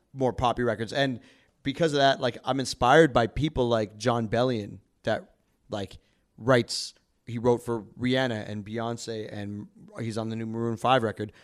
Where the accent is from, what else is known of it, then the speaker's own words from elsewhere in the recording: Calgary, Alberta, Canada; now in Toronto, Canada; I'm an R and B soul artist, uh, here in Toronto. I'm actually from Calgary